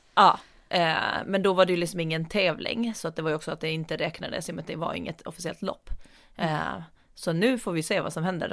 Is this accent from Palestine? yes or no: no; Åland Islands; now in Storholmen, Sweden; hem till Åland som är hem